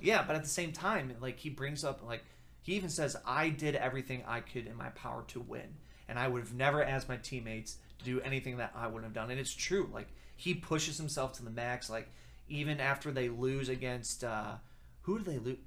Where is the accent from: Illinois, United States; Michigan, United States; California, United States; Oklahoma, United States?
Illinois, United States; Deerfield; Chicago kid, Bulls used to practice in my hometown. Deerfield